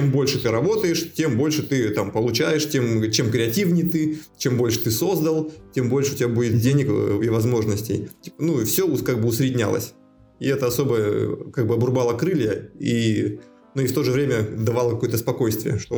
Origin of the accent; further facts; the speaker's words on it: Megion, Khanty-Mansi Autonomous Okrug, Russia; moved away as an adult; also born or lived in Omsk, Russia; now in Moscow, Russia; Мегион, ну, как... Сибирь? Ну да, Тюменская область